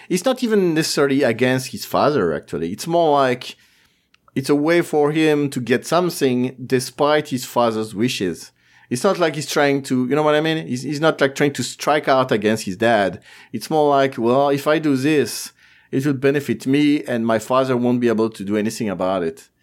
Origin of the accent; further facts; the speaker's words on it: France